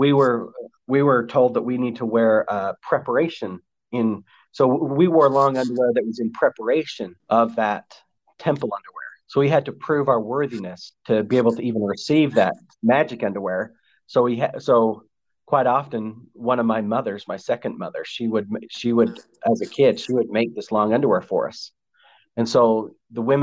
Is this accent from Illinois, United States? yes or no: no; Salt Lake Valley, Utah, United States; I was raised in the Salt Lake Valley